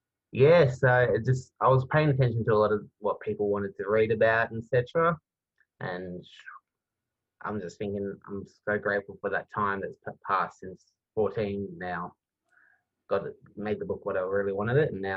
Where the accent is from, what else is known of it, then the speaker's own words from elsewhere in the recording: Melbourne, Victoria, Australia; I am from Melbourne and in Australia